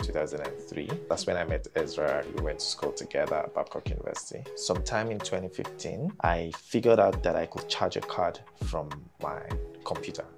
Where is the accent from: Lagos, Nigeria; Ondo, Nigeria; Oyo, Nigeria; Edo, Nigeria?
Lagos, Nigeria; I grew up in Lagos